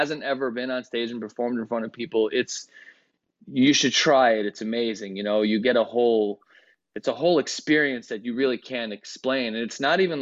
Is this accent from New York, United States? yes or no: no; Chicago, Illinois, United States; first language Greek; English is a second language; I live in Chicago